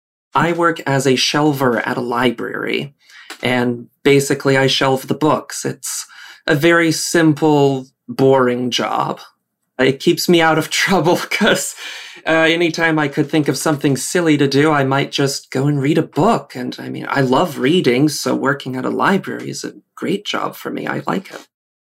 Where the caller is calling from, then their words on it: Redford, Michigan, United States; also born or lived in Texas; I am speaking from Redford, Michigan. I moved here about 5 years ago, I think it is, from Texas, where I lived for 10 years.